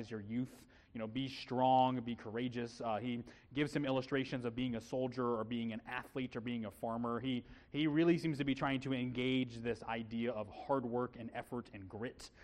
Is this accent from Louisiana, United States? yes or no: no; Illinois, United States; we're both Midwest kids. I'm from Illinois